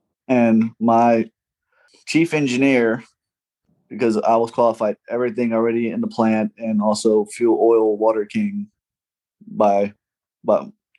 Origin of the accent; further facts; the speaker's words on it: Great Lakes, Illinois, United States; moved away as an adult; also born or lived in Japan; now in outside New Orleans, Louisiana, United States; I was born in Great Lakes